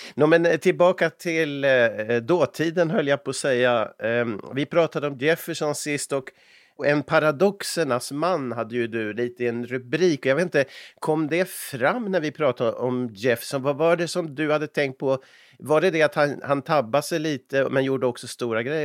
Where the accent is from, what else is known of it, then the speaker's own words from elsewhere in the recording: Umeå, Västerbotten County, Sweden; när jag växte upp i Umeå